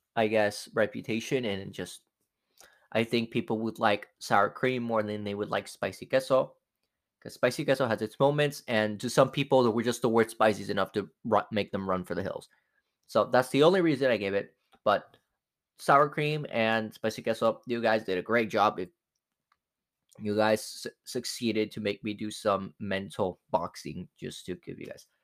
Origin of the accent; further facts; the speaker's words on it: Mexico; first language Spanish; English is a second language; I'm Mexican